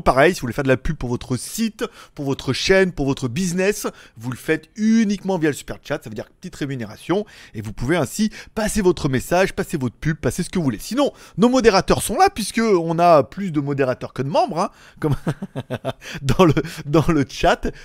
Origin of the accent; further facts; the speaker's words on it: France; moved away as an adult; also born or lived in China; now in Thailand; je réside en Thaïlande depuis 3 ans, après avoir vécu en Chine pendant 5 ans, et après avoir vécu en France pendant 30 ans